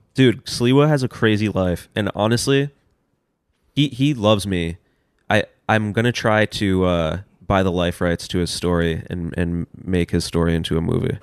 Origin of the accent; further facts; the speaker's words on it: New York City, New York, United States; moved away as an adult; also born or lived in Los Angeles; I grew up in Union Square